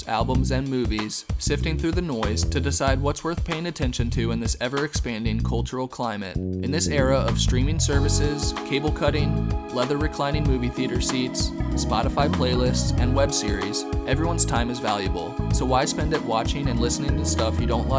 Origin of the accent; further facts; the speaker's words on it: Northern Virginia, Washington, D.C. metropolitan area, United States; We're both from the Northern Virginia, Washington, D.C. area